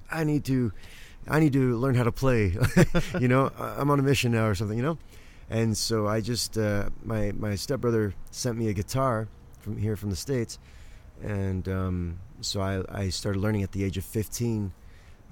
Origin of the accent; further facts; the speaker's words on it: England, United Kingdom; moved away; at the time I grew up in England